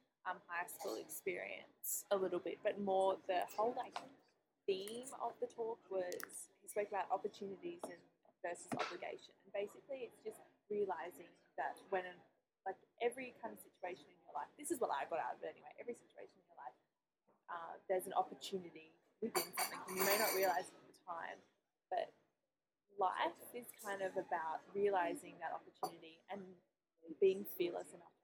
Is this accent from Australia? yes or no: yes; Adelaide, South Australia, Australia; now in Sydney, Australia; Yeah, well, because I'm originally from Adelaide. When I first moved over to Sydney, everyone was like